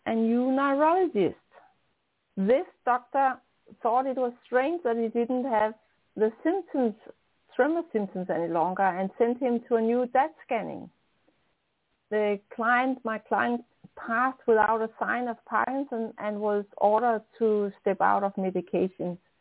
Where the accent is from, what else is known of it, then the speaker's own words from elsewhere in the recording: Denmark; accent: strong Danish; English is a second language; also born or lived in near Copenhagen; I'm a Dane. I'm in Denmark. That's on top of Germany and uh, close to Sweden. Um, I'm living close to Copenhagen, so I have a strong Danish accent